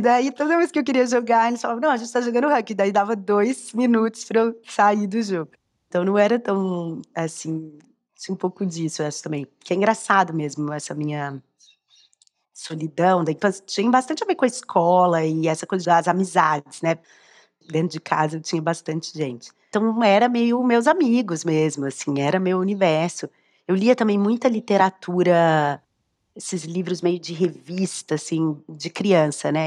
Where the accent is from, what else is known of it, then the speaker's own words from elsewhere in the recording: Belo Horizonte, Minas Gerais, Brazil; nesse estado de Belo Horizonte, onde eu cresci